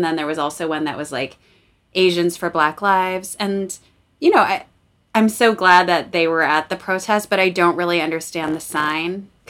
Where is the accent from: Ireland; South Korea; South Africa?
South Korea; now in United States; I was born in Korea.